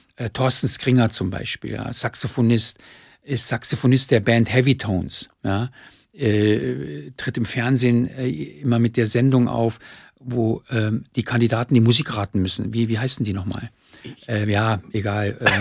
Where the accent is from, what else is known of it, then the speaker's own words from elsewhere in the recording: Munich, Bavaria, Germany; als Münchner